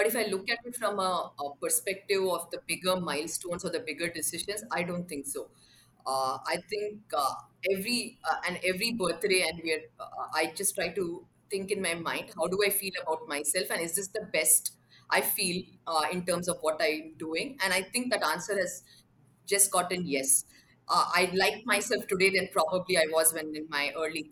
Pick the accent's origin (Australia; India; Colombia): India; Bangalore, Karnataka; also born or lived in Mumbai; I actually remember the year 10 quite clearly, because that's when we moved cities. We moved from Mumbai to Bangalore